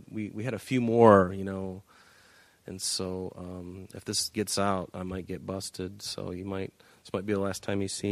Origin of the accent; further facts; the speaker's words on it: Northport, Michigan, United States; we grew up in Northport, Michigan.